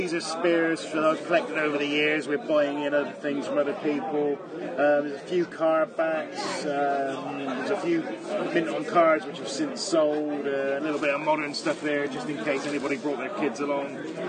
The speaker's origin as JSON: {"language": "English", "town": "Madrid", "region": "Community of Madrid", "country": "Spain", "second_language": "English", "said": "We're from Madrid, Spain. And we are here. We're first time in a celebration."}